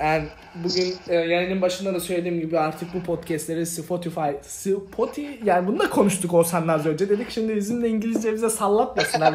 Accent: Ereğli, Zonguldak, Turkey; moved away as an adult; also born or lived in Adana / New York / Sakarya; now in United States; Ereğli'de Zonguldak Ereğli'de büyüdüm ben

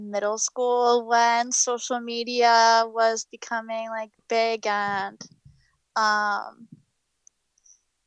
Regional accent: New Hope, Pennsylvania, United States; I'm from Pennsylvania

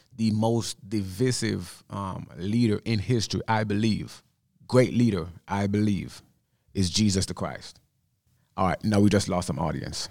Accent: Jamaica; moved away; Growing up in Jamaica

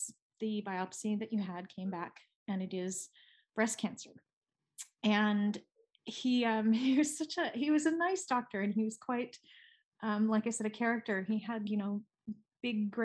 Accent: United States; now in Switzerland; I'm an American living in Switzerland, and so all of my family is in the United States.

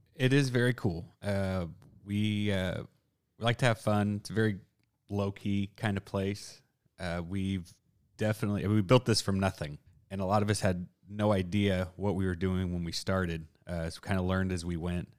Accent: South Texas, United States; I'm from South Texas

